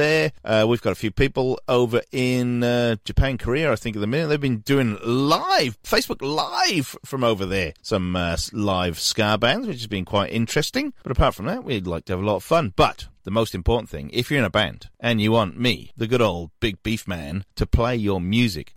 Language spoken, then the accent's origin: English; Newport, Wales, United Kingdom; Newport, my hometown